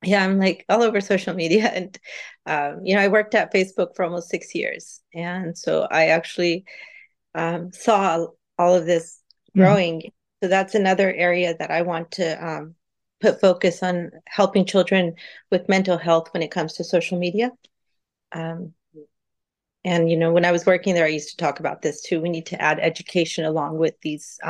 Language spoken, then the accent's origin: English; San Jose, California, United States; I grew up in San Jose. And I worked in downtown San Jose as a child at a convenience store